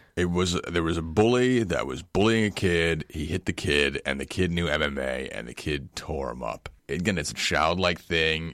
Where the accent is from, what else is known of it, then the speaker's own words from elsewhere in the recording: New York, United States; I'm from New York. I'm from New York